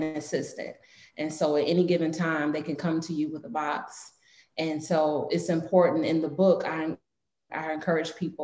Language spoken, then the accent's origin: English; Chicago, Illinois, United States; On the south side of Chicago. Southeast side, to be exact.